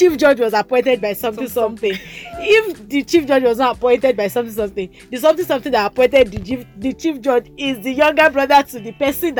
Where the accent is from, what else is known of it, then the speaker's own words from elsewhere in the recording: Kwara, Nigeria; let me actually, you know, I'm from Quara, so let me just you.